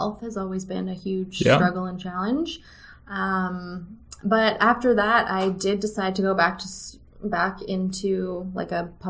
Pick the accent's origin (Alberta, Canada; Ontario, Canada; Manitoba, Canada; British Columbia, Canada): Alberta, Canada; Sherwood Park; I'm from Sherwood Park, Alberta, just outside of Edmonton.